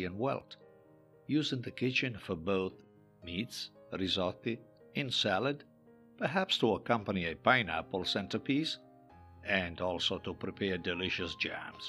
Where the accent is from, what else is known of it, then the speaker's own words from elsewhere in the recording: Italy; Growing up in Italy